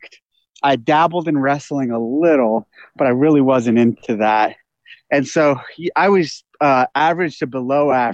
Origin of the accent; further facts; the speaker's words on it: Aromas, California, United States; also born or lived in San Jose, California; I was born in San Jose, California, and I grew up there until I was about second grade. And then from that point, we moved down to Aromas, to this ranch. And we moved to this property. And this is where I grew up with my brother.